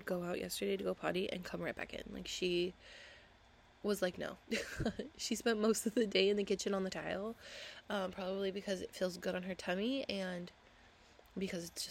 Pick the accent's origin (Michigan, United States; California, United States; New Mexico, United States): California, United States; Huntington Beach; moved away; I grew up in Huntington Beach